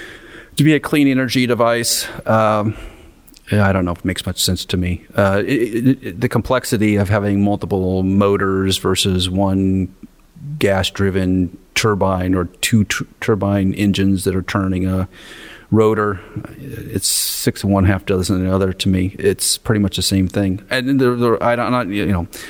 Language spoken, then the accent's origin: English; Nebraska, United States; now in Massachusetts, United States; I grew up in Nebraska